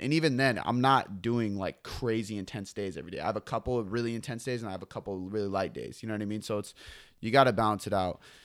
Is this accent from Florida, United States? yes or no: no; Seattle, Washington, United States; I'm from Seattle